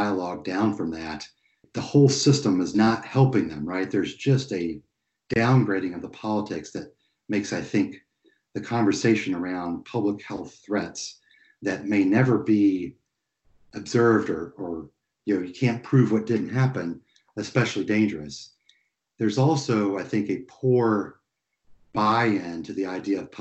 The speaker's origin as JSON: {"language": "English", "region": "East Tennessee", "country": "United States", "tie": "born or raised there", "moved": "yes", "said": "where I grew up in East Tennessee"}